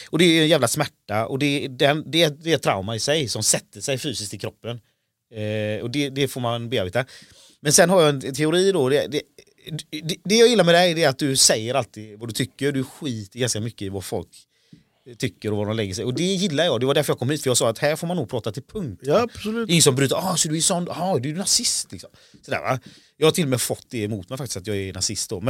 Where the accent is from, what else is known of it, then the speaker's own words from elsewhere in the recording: Sweden; also born or lived in India; Ja precis, jag är, Indien. Jag är adopterad